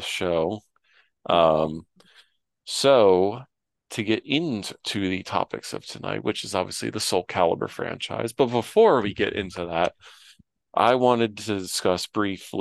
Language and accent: English; Midwest, United States; moved away; someone who is a former Midwesterner